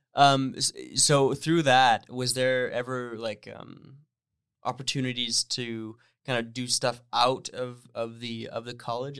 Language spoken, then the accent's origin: English; Northern Ontario, Canada; moved away as an adult; now in Toronto, Canada; I grew up in Northern Ontario.